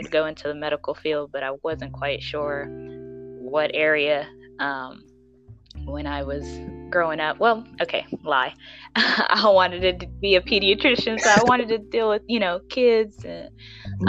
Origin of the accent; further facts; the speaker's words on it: Kansas City, United States; I am from the Kansas City metropolitan area, if you know where that is, in the Midwest.